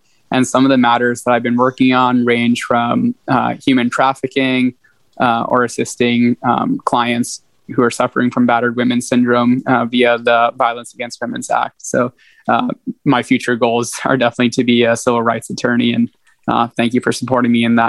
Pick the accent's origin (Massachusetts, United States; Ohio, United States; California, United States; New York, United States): Massachusetts, United States; Western; moved away as an adult; also born or lived in Texas; I'm originally from Western Massachusetts, and I just completed my undergrad in Texas.